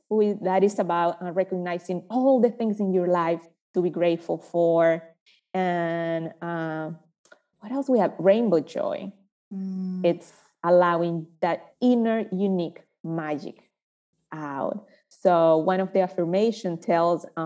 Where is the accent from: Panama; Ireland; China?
Panama; moved away as an adult; now in United States; I was raised in Panama, running around trees, playing with woods, with flowers, with rocks